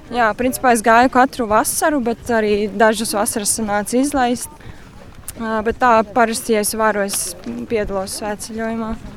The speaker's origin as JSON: {"language": "Latvian", "town": "Smiltene", "region": "Smiltene Municipality", "country": "Latvia", "tie": "born or raised there", "said": "tajā pašā smiltenē manā dzimtajā pilsētā"}